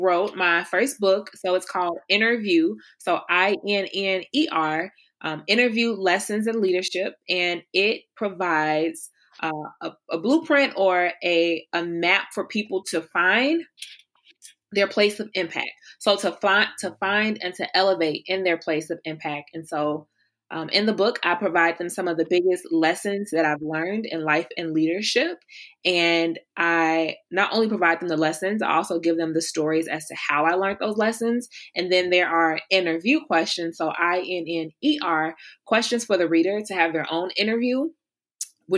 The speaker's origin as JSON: {"language": "English", "town": "Chicago", "region": "Illinois", "country": "United States", "said": "I am a proud Southside Chicagoan, which means I'm from the South Side of Chicago"}